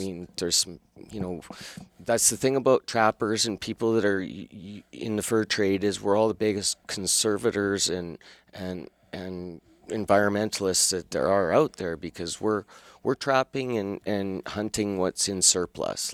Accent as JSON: {"language": "English", "town": "Calgary", "region": "Alberta", "country": "Canada", "tie": "born or raised there", "accent": "Calgary", "said": "I was born and raised in Calgary"}